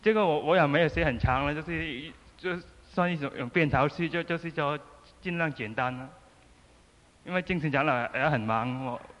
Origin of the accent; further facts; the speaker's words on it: Macau; 我是澳门来的，